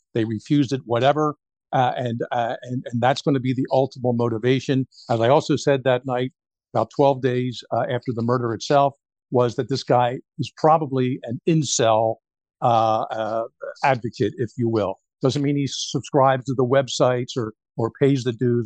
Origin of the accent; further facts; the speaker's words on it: Philadelphia, Pennsylvania, United States; moved away; I'm from Philadelphia originally.